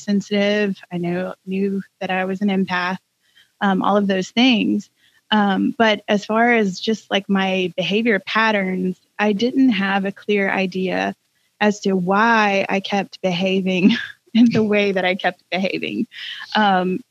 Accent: Georgia, United States; moved away as an adult; also born or lived in North Carolina; now in Tennessee, United States; I grew up in Georgia and lived in North Carolina for about 16 years and have called Tennessee home for two.

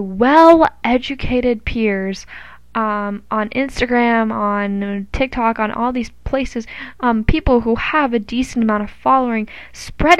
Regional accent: United States; we as the American people

